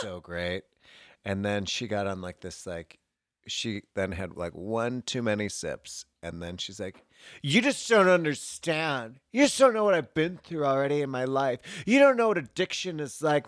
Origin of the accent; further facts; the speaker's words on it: Chicago, Illinois, United States; moved away; also born or lived in Bloomington, Indiana; I'm from Chicago. I'm from Chicago.